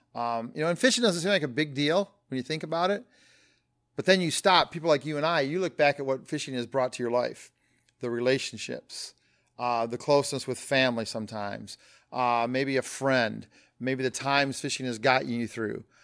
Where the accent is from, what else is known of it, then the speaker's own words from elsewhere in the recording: Flint, Michigan, United States; born and raised in Flint, Michigan.